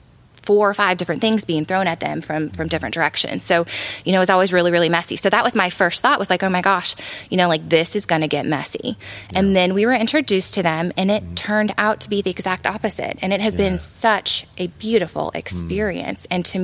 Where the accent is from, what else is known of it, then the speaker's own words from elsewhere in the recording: Illinois, United States; now in Tennessee, United States; I'm originally from Illinois. I've lived in several different states. And we ended up here in Tennessee just because of the mountains, honestly.